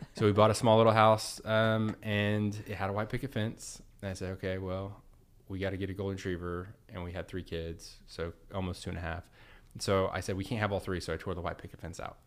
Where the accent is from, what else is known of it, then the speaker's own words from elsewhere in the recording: Edmond, Oklahoma, United States; born and raised in Edmond, Oklahoma